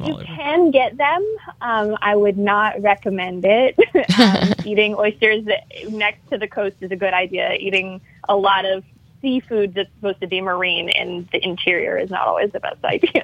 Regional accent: Illinois, United States; moved away as an adult; now in Louisiana, United States; I'm from Illinois

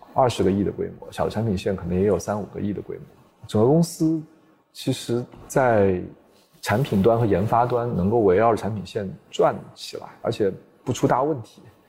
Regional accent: China; 首先我是中国人嘛，对吧？

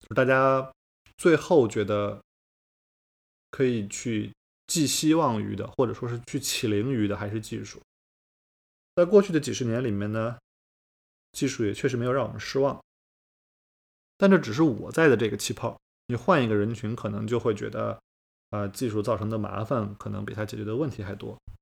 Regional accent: rural inland China, China; 我小的时候在中国的内陆乡下

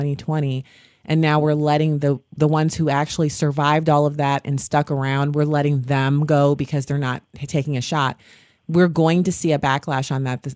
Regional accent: United States; as an American

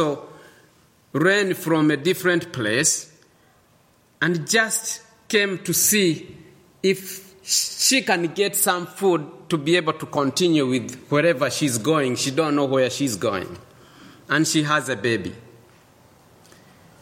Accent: Eldoret, Uasin Gishu County, Kenya; moved away; also born or lived in Uganda; I was born in a place called Eldoret, dominated by a tribe called Kalenjin.

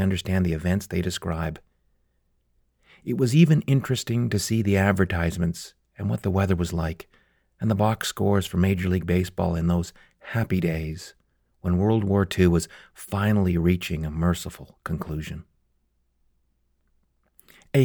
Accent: Calgary, Alberta, Canada; my hometown of Calgary

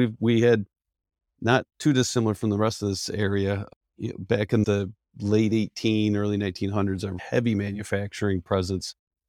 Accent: Penn Yan, New York, United States; I was born and raised in Penn, which people are trying to figure out what that is. That's short for Pennsylvania Yankees.

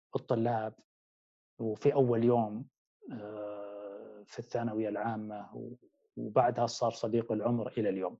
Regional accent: Wadi ad-Dawasir, Riyadh Province, Saudi Arabia; moved away; نشأت في أحد القرى التابعة لمنطقة الرياض وهي وادي الدواسر

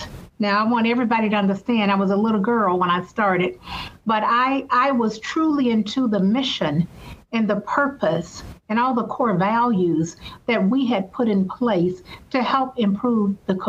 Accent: Selma, Alabama, United States; accent: Southern; moved away as an adult; now in Detroit, United States; I have that Southern accent. So I'm a Southern girl, born and raised in Selma, Alabama. And so I lived there for many years until I graduated from high school and relocated to Detroit, Michigan, because I have family that lives here

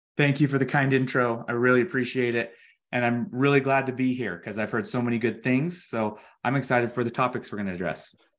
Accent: Utah, United States; we're from Utah

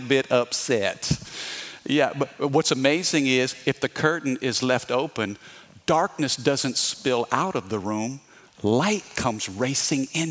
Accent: Midwest, United States; I'm from the Midwest

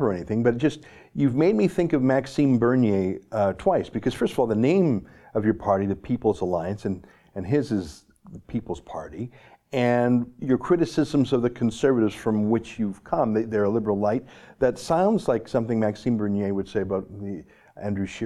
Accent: Alberta, Canada; as an Alberta boy, I mean, I've grown up around oil and gas

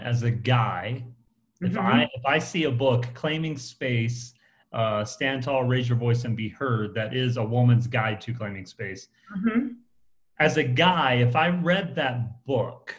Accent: the South, United States; I'm kind of from the South

